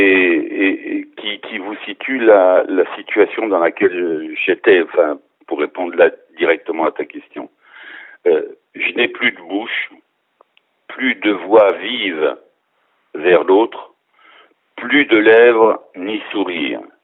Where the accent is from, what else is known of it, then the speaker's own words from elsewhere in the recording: near Arnay-le-Duc, Bourgogne-Franche-Comté, France; moved away; à côté d'où moi je suis originaire, à côté d'Arnette duc